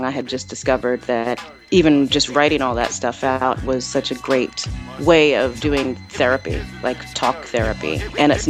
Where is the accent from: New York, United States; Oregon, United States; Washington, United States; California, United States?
New York, United States; New York City; also born or lived in Cape Town, South Africa; I grew up in Manhattan in the Chelsea Hotel